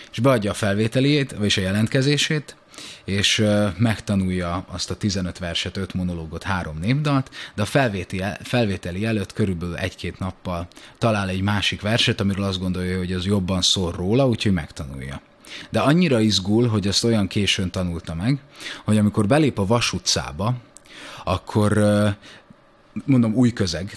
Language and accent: Hungarian; Budakalász, Pest, Hungary; Szentendre mellette Budakallászon születtem.